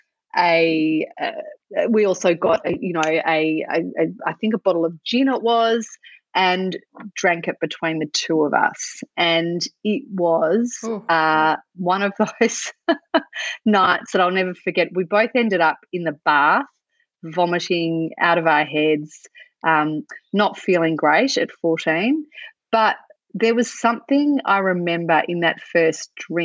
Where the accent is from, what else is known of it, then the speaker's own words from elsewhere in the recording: Australia; growing up in Australia, there's just so much cultural pressure and normalisation of drinking everywhere